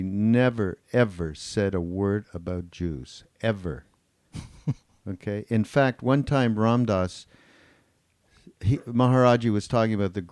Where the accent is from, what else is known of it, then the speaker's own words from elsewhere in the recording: Montreal, Quebec, Canada; moved away; I was from Montreal